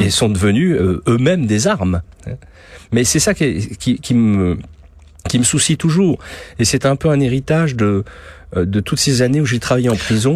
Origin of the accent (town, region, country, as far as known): France